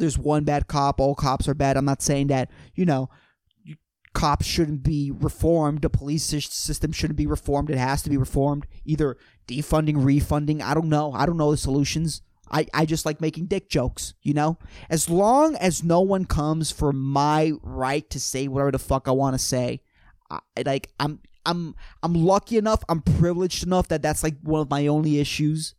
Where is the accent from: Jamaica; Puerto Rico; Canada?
Puerto Rico; born or raised there